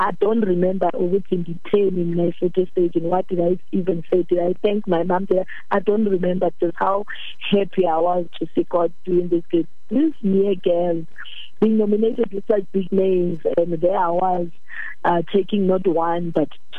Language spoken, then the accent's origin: English; Kimberley, Northern Cape, South Africa; now in Johannesburg, South Africa; I'm from Kimberly.